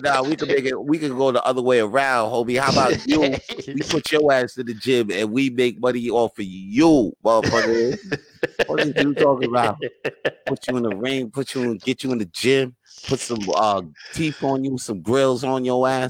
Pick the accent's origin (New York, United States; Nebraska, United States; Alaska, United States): New York, United States; I'm from New York